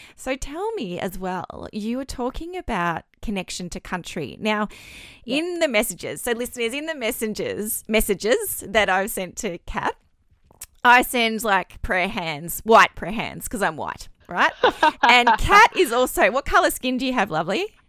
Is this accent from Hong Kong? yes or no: no; Victoria, Australia; I was born in Victoria, but I'm very white.